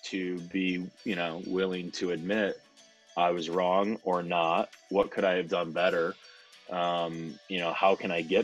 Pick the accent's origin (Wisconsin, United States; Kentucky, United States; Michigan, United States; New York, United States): New York, United States; Ogdensburg; growing up in Ogdensburg